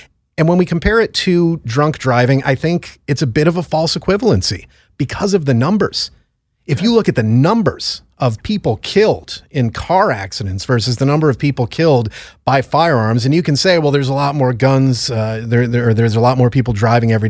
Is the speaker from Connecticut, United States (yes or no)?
yes; Connecticut, United States; It's my home state